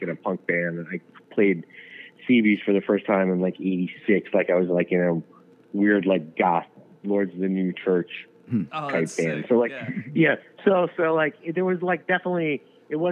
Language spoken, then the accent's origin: English; New York City, New York, United States; I grew up in New York City.